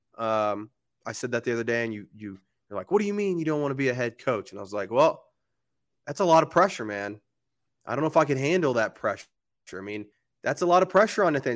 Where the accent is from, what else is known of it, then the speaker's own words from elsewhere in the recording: Oklahoma, United States; now in Denver, United States; I grew up in Oklahoma where we rarely got snow